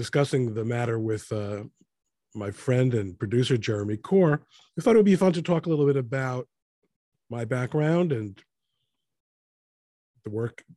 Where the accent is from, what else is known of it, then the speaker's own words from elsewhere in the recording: New York, United States; moved away; I'm originally from New York. I lived in Queens